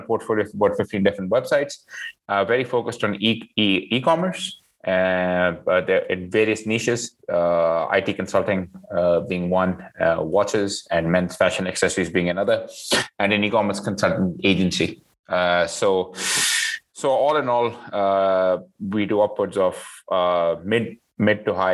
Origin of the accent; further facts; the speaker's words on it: Mumbai, Maharashtra, India; moved away as an adult; also born or lived in London, United Kingdom; now in Canada; I was born in India in Mumbai. Lived there till I was an adult